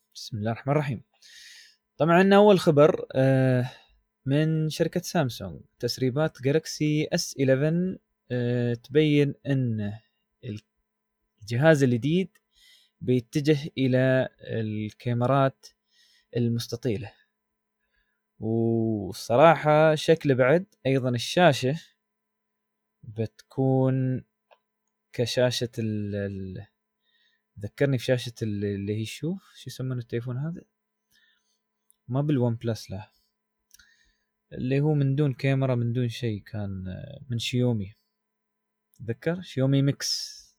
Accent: United Arab Emirates; عندنا في الامارات

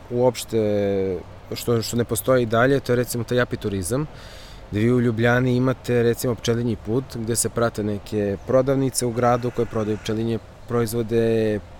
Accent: Serbia; kod nas u Srbiji

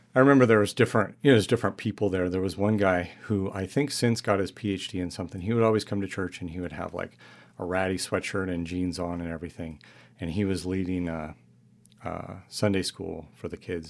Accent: New Mexico, United States; moved away as an adult; I grew up in New Mexico

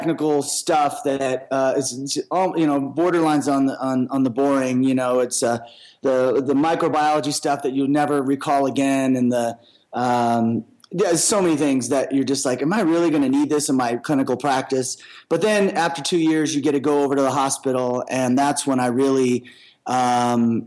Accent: Seattle, Washington, United States; moved away as an adult; also born or lived in Little Rock, Arkansas; I was born in the South in Little Rock, Arkansas, and spent a few years there. And then we migrated to Seattle when I was 4, and I spent most of my life there

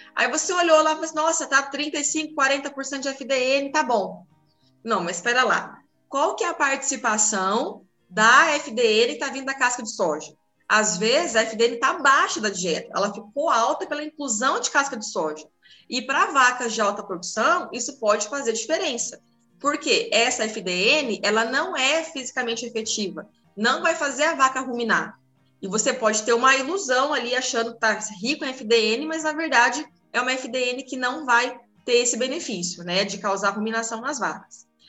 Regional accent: Paraná, Brazil; moved away; eu sou do Paraná

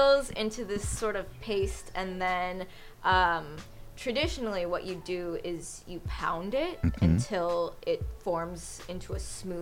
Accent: Chicago, Illinois, United States; the physical place, Chicago, where I grew up.

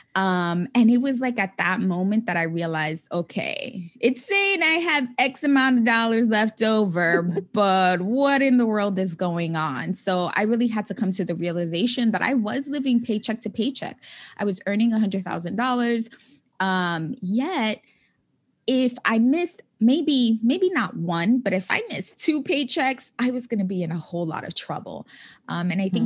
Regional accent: New York City, New York, United States; moved away as an adult; also born or lived in California; now in New York City, United States; I was born and raised in the Bronx

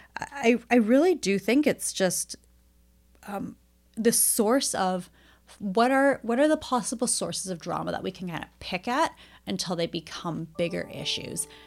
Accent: Edmonton, Alberta, Canada; I grew up in Edmonton. I went to public school here

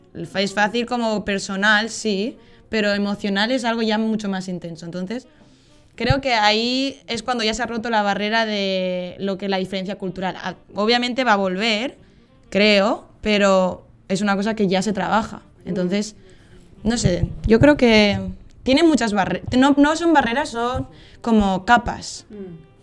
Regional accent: Valencia, Valencian Community, Spain; accent: Spain; moved away as an adult; now in Netherlands; mi acento es de España soy de concretamente Valencia, que está en la costa este, centro este de España. Y llevo viviendo en Holanda pues tres años

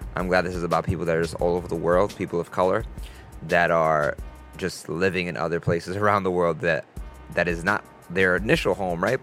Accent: New York, United States; I'm from New York

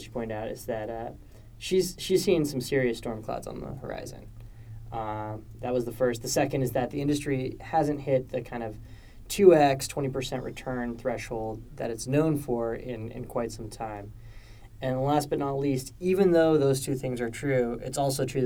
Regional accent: California, United States; now in New York, United States; As a Californian, it's been just so nice to step outside and feel like I'm back in the Bay Area

